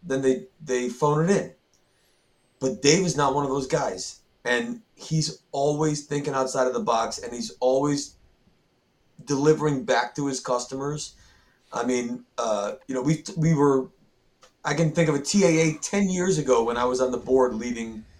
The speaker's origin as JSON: {"language": "English", "region": "New England", "country": "United States", "said": "I'm from New England"}